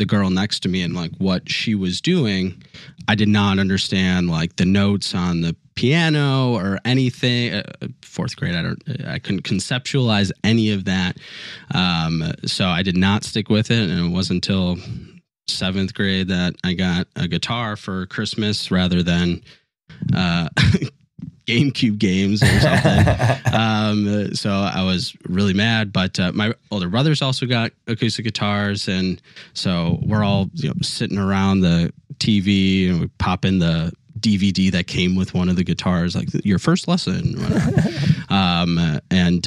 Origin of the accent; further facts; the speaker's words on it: Chicago, Illinois, United States; now in Louisville, United States; I'm from the Chicago area